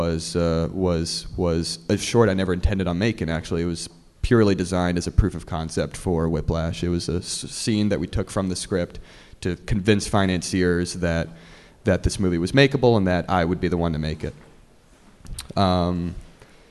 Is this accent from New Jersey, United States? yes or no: yes; New Jersey, United States; moved away as an adult; also born or lived in Boston / Los Angeles; I grew up in Jersey